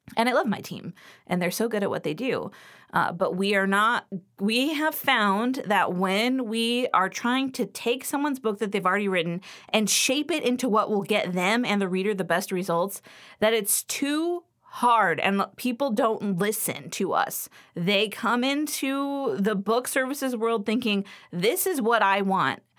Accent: Los Angeles, California, United States; now in Western Pennsylvania, United States; I grew up in Los Angeles

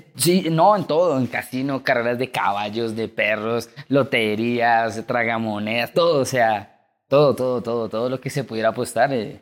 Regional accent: Chía, Cundinamarca, Colombia; yo soy de Chía, que es acá un, pueblo cerca de Cabo.

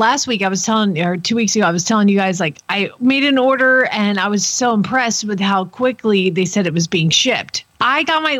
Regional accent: Atlanta, Georgia, United States; now in Oklahoma City, United States; I grew up in Atlanta

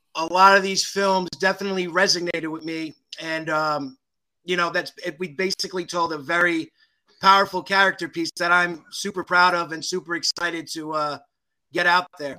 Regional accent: Belleville, New Jersey, United States; I grew up in uh, Belleville

